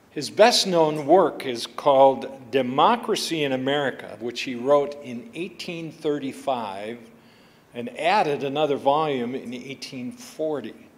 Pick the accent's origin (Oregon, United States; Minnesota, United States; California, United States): Minnesota, United States; Buffalo; I grew up in the Buffalo, Minnesota Covenant Church